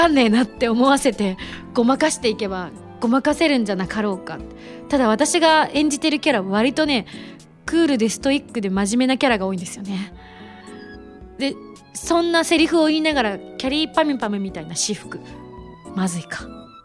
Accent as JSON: {"language": "Japanese", "town": "Shunan", "region": "Yamaguchi", "country": "Japan", "tie": "born or raised there", "also_born_or_lived": "Tokyo", "moved": "yes", "said": "今地元が山口県の周南市っていうとこ"}